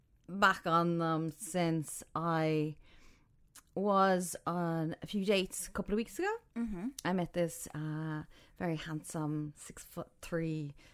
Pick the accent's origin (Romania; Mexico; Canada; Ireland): Ireland; now in Dubai, United Arab Emirates; I'm from Ireland. I'm living in Dubai for over a year now.